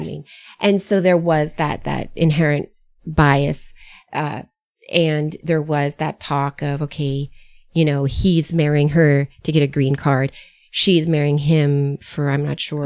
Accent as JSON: {"language": "English", "country": "United States", "tie": "born or raised there", "said": "I was born and reared in the United States, though, first generation American"}